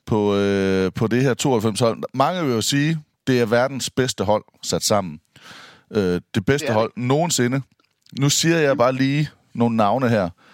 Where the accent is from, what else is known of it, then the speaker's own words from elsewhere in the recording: Denmark; jeg er fra Danmark